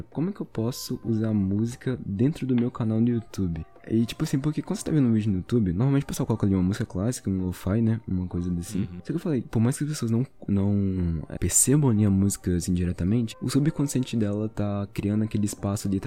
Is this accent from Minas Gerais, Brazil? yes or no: yes; Belo Horizonte, Minas Gerais, Brazil; sou de Minas.